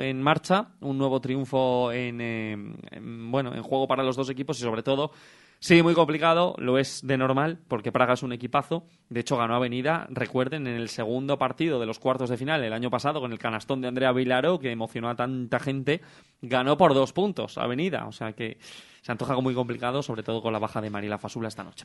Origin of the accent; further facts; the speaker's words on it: Salamanca, Castile and León, Spain; accent: salmantino, con dejes bejaranos; mi acento es salmantino, más salmantino no puede ser